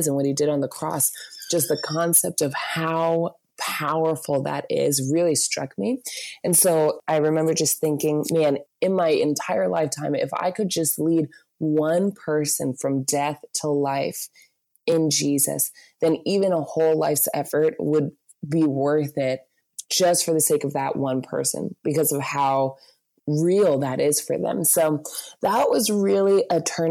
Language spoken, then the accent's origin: English; Virginia Beach, Virginia, United States; I grew up in Virginia Beach in just total suburbs and kind of beach town mix.